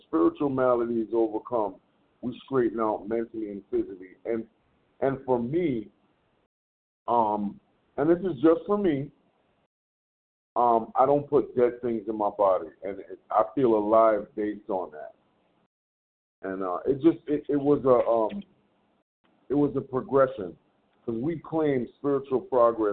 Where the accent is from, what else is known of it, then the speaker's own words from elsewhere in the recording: New York, United States; I am from New York